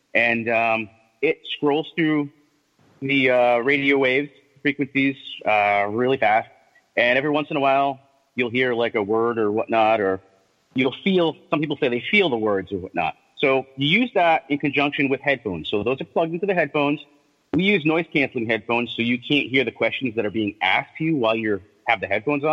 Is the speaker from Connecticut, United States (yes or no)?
yes; Thompson, Connecticut, United States; I'm from Thompson, Connecticut, and, you know, that whole MassCon thing